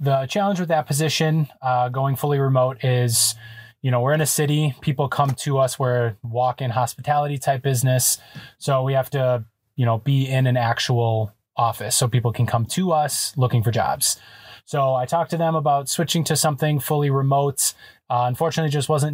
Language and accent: English; Wisconsin, United States; moved away as an adult; we're from Wisconsin